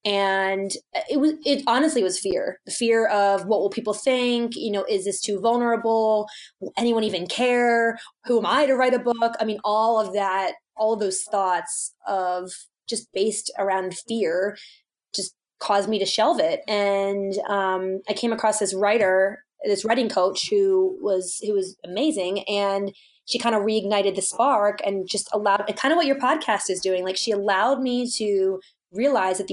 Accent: East Coast, United States; now in Colorado, United States; I grew up on the East Coast

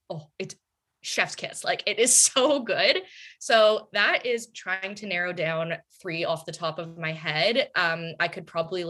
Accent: Toronto, Ontario, Canada; also born or lived in Montreal; born and raised in Toronto, Canada

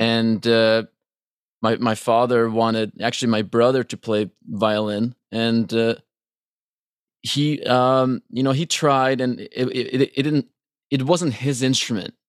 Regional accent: Trondheim, Trøndelag, Norway; moved away as an adult; now in Los Angeles, United States; I was born in Trondheim

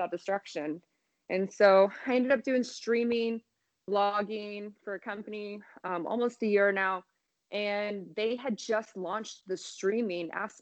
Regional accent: Indiana, United States; moved away as an adult; now in Las Vegas, United States; I grew up in Indiana, and I've been in Vegas almost like 10 and a half years now.

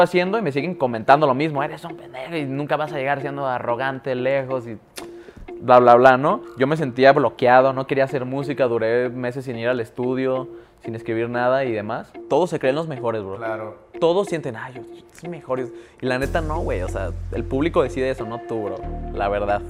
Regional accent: Guadalajara, Jalisco, Mexico; soy de Guadalajara, es cierto, se me olvidó decirles, güey, puro GDL

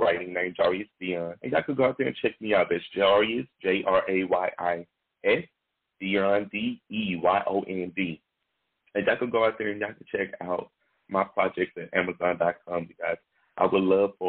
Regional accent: Shreveport, Louisiana, United States; I am from Shreveport, Louisiana. I'm born and raised

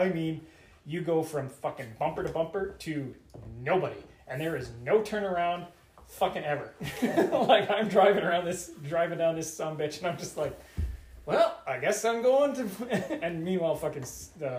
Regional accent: Regina, Saskatchewan, Canada; moved away; I've been to Regina lots. I love it. It's my hometown where I was born.

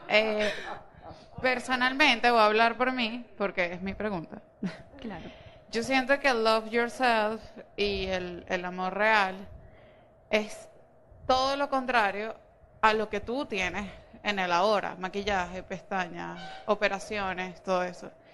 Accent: Venezuela; soy lo más, venezolana que la arepa

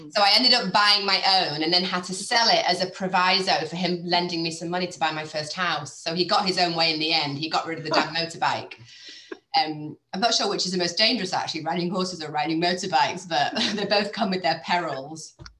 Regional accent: Cheshire, North West England, United Kingdom; moved away as an adult; also born or lived in United States; I grew up in Cheshire.

